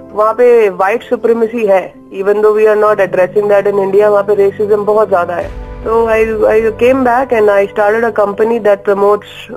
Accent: Delhi, India; also born or lived in New York; I was born and broad up in daily

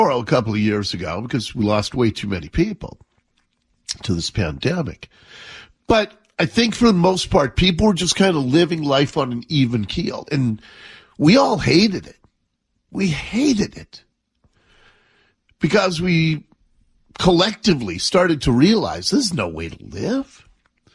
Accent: Seattle, Washington, United States; when I was a kid growing up in Ballard

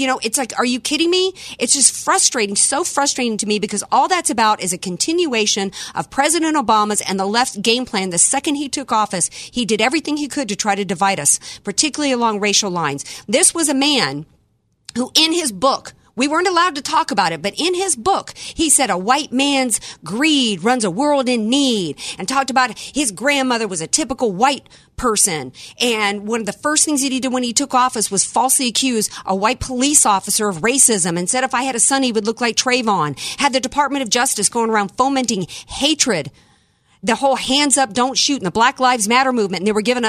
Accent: Deep South, United States; I was born and raised in the Deep South

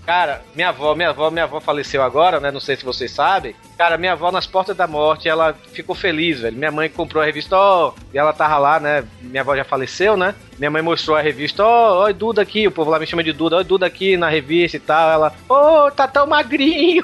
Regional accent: Bahia, Brazil; eu sou baiano

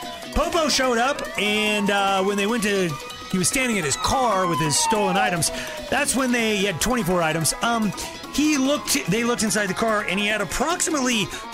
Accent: United States; Like, I'm a proud Ford man. I'm an American. My dad worked in Detroit.

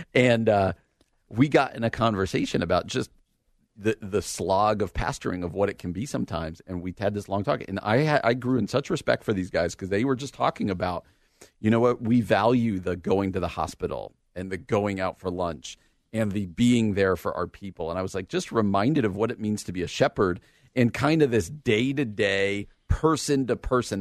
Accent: Washington Township, New Jersey, United States; moved away; also born or lived in Illinois; I grew up in Washington Township.

